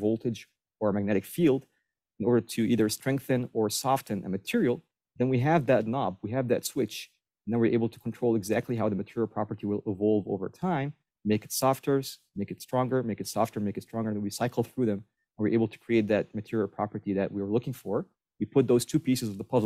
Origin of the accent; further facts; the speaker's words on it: Egypt; moved away as an adult; also born or lived in Maryland, United States; now in Buffalo, United States; I was born and raised in Egypt, spent all my teenage years and my college years in Egypt